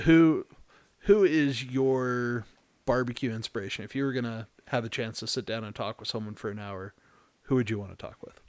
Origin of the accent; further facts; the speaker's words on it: Texas, United States; moved away; I'm originally from Texas